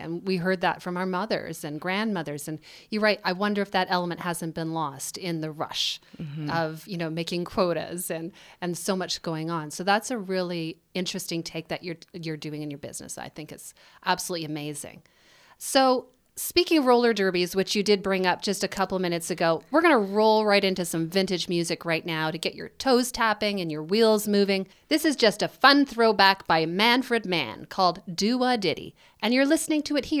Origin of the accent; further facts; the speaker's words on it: Winnipeg, Manitoba, Canada; My hometown.